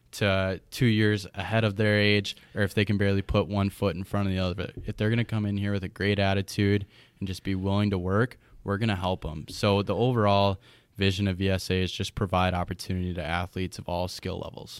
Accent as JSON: {"language": "English", "town": "Chippewa Falls", "region": "Wisconsin", "country": "United States", "tie": "born or raised there", "said": "I'm originally from Chippewa Falls, Wisconsin. Uh, I grew up here"}